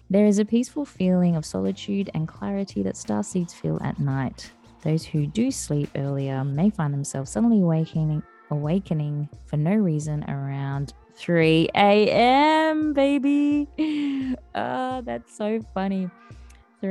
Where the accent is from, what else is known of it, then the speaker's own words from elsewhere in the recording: Western Australia, Australia; from my home state of Western Australia